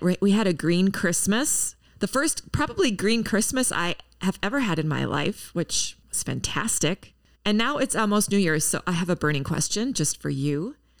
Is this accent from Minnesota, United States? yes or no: yes; Minneapolis–Saint Paul, Minnesota, United States; my hometown, the Twin Cities.